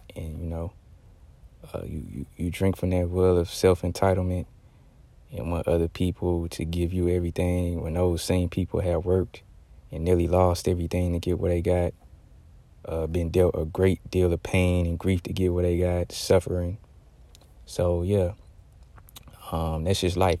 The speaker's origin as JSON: {"language": "English", "region": "Texas", "country": "United States", "tie": "born or raised there", "said": "Texas related, because, uh, this is, uh, my home state"}